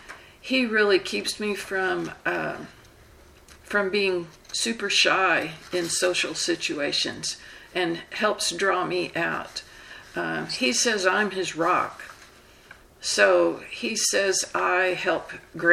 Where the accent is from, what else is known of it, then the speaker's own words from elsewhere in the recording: the South, United States; I'm from the South, and we tend to talk slow